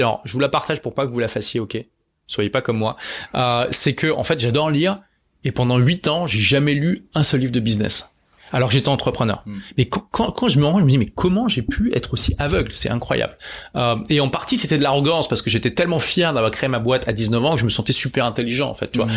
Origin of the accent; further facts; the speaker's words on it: Lille, Hauts-de-France, France; à l'époque j'étais à Lille, hein, c'est ma ville natale